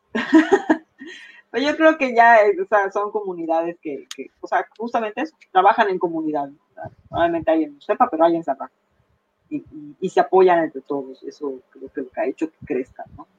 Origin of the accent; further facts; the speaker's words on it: Mexico; nosotros como mexicanos